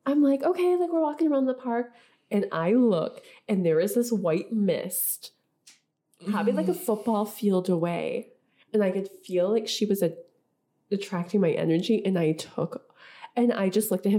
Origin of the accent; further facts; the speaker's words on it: Rochester, New York, United States; I'm from Rochester